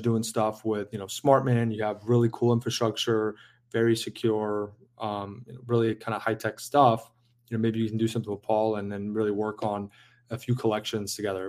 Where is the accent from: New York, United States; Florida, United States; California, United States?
California, United States; San Diego; moved away; I grew up in San Diego